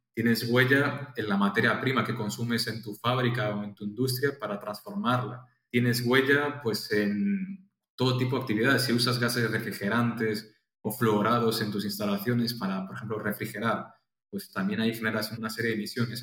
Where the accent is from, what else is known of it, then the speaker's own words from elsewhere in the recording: Pontevedra, Galicia, Spain; moved away as an adult; also born or lived in Madrid; yo soy de Pontevedra y Galicia, que está al noroeste de España